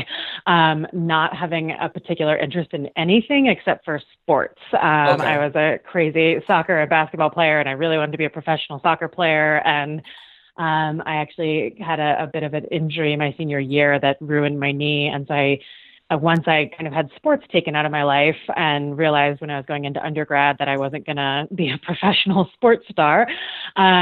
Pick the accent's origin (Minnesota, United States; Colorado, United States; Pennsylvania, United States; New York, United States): Colorado, United States; Evergreen; also born or lived in Boulder, Colorado; I was born and raised in Evergreen, Colorado, which is kind of as idyllic as it sounds.